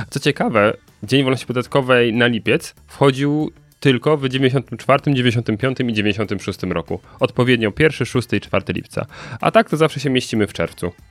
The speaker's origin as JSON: {"language": "Polish", "town": "Katowice", "region": "Silesian Voivodeship", "country": "Poland", "said": "Ja jestem z Katowic."}